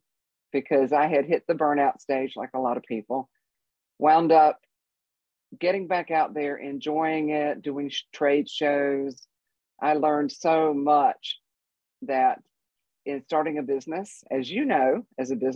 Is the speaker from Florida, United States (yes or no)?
no; North Carolina, United States; moved away as an adult; also born or lived in Colorado Springs; now in Central Oregon, United States; I'm from North Carolina, as I'm sure you picked up on the accent. And lived there my whole life.